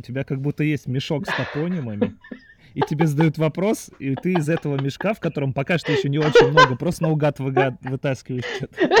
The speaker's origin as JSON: {"language": "Russian", "region": "Moscow", "country": "Russia", "tie": "born or raised there", "said": "я родился и вырос в Москве, мне 30"}